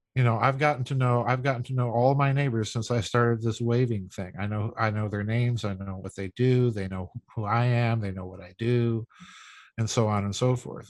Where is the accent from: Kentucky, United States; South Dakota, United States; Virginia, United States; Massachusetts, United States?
South Dakota, United States; moved away; I'm from South Dakota.